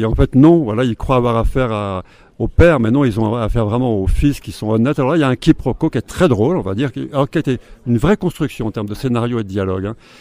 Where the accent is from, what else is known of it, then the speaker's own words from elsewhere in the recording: Haute-Savoie, Auvergne-Rhône-Alpes, France; je suis né en Haute-Savoie